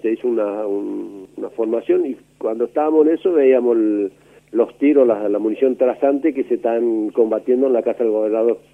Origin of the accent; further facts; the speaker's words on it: Ituzaingó, Corrientes, Argentina; Yo nací en Ituzaingó, provincia de Corrientes.